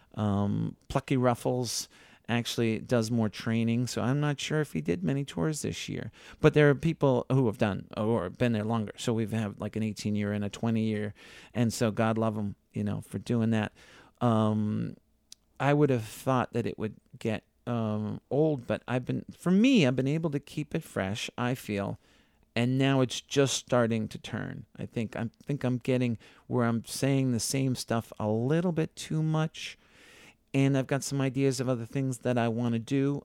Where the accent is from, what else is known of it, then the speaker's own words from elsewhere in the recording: Needham, Massachusetts, United States; I grew up in Needham, Massachusetts, not too far out of town